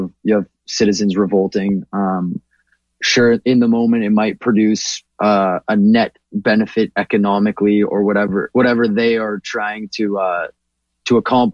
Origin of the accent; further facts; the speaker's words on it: Toronto, Ontario, Canada; I'm a first generation Canadian. I was born in Toronto, but my parents immigrated here in 97.